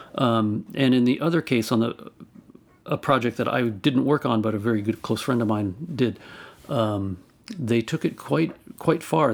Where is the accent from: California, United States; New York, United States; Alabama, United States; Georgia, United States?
California, United States; Albany; my hometown of Albany, California.